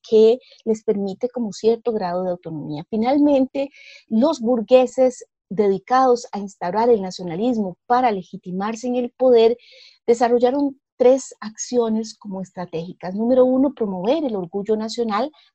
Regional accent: Costa Rica; yo me siento costarricense y no me siento, por decirle, brasileña

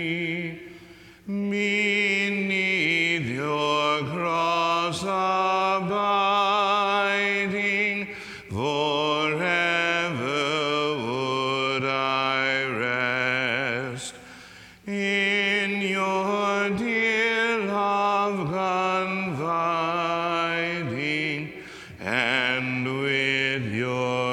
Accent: Mexico, Missouri, United States; I was raised in Mexico, Missouri, tiny little town in Missouri

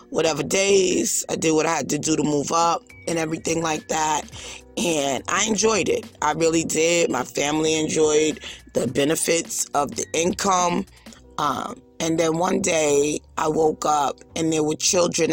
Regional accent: New York City, New York, United States; I'm from Brooklyn

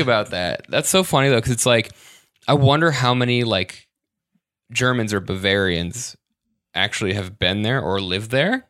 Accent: Michigan, United States; I'm from Michigan, but I've never been to the Upper Peninsula

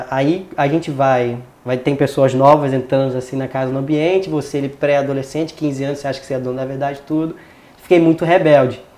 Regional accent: São Gonçalo, Rio de Janeiro, Brazil; born there; Nasci em São Gonçalo, no Rio de Janeiro, né? É, na região metropolitana ali do Rio mesmo, só que numa região bem é, afastada ali da Zona Sul e Barra

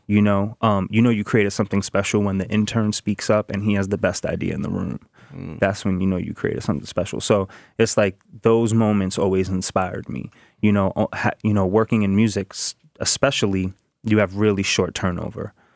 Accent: New York City, New York, United States; I grew up in the Bronx in the projects in Soundview

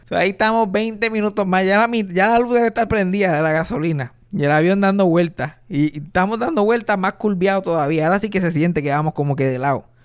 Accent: Puerto Rico; yo soy puertorriqueño.

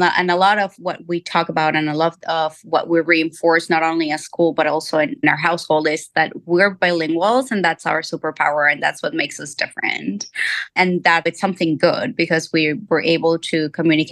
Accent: Mexico City, Mexico; now in Virginia, United States; I'm born and raised in Mexico City

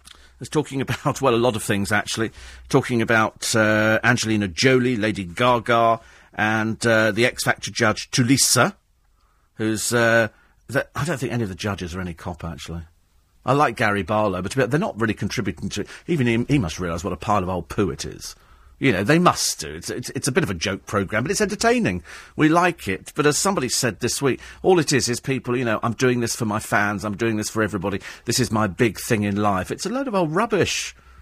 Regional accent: United Kingdom; not because people have fallen out of love with fish and chips, because we're British, it's because there are so many other Harry Ramsden's.

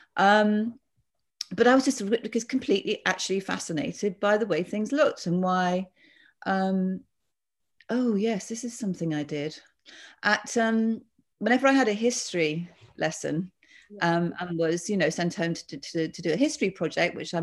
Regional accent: Bath, South West England, United Kingdom; I was brought up in Bath

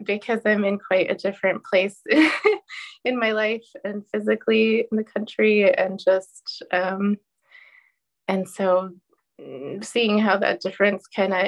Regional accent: Portland, United States; moved away; I'm from Portland

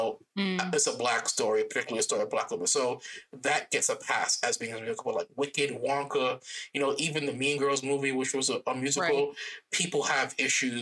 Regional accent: Miami, Florida, United States; Growing up in Miami and in Florida

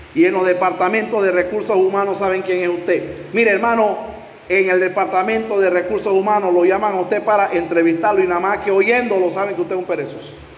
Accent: Panama; en Panamá, aquí en mi país

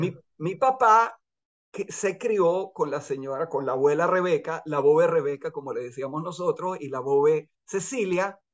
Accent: Venezuela; moved away as an adult; also born or lived in Chile; now in Israel; estuvimos contentos de haber crecido en Venezuela y no en Chile

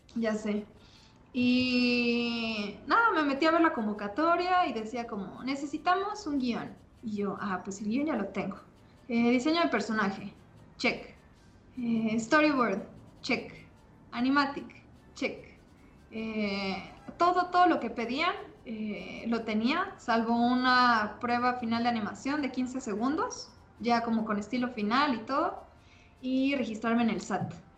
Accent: Mexico; no había nadie más de México, entonces eso me, hacía sentir un poco especial. Y como buena mexicana

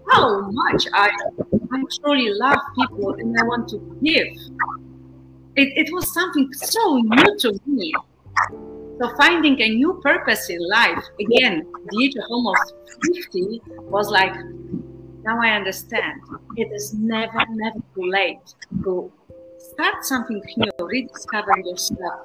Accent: Poland; moved away as an adult; also born or lived in Warsaw, Poland / Netherlands / Brazil; I come from Poland

